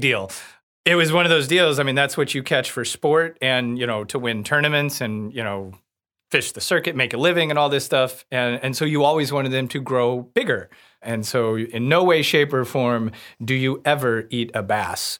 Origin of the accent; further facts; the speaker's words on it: Warsaw, Missouri, United States; I grew up outside of Warsaw, Missouri, on Truman Lake